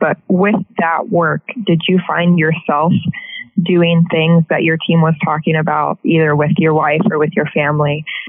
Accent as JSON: {"language": "English", "region": "Midwest", "country": "United States", "also_born_or_lived": "Cincinnati", "said": "I'm also from the Midwest. I moved from Cincinnati in the middle of the first wave, the first lockdown."}